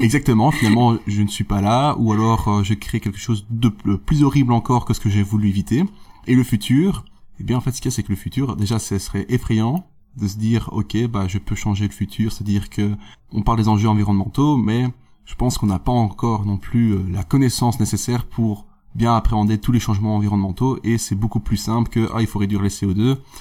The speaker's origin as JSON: {"language": "French", "town": "Namur", "region": "Wallonia", "country": "Belgium", "said": "je viens de Namur, donc j'ai fait mon bachelier à l'UNAMUR"}